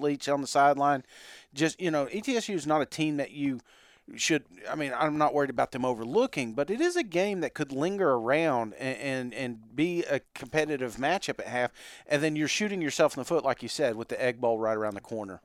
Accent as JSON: {"language": "English", "region": "East Tennessee", "country": "United States", "said": "we're from East Tennessee."}